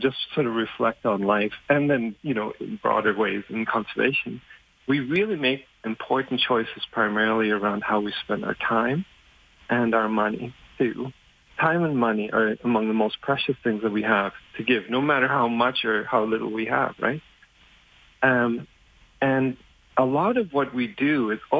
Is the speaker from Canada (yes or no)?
no; Germany; English is a second language; moved away; English isn't even my first language. So having grown up in Germany